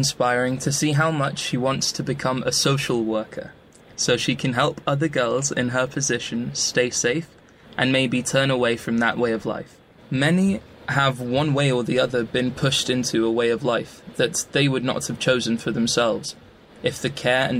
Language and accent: English; Sierra Leone; from Sierra Leone.